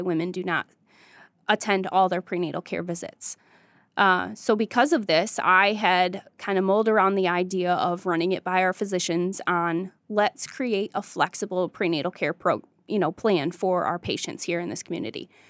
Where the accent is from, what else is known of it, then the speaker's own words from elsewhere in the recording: Jonesville, Michigan, United States; I grew up in Jonesville, Michigan.